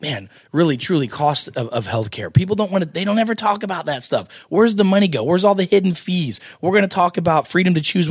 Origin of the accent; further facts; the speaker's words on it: United States; I'm American